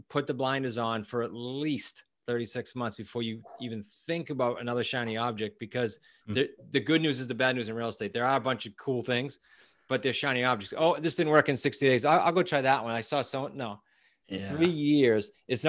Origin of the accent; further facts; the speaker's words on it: New England, United States; We are from New England.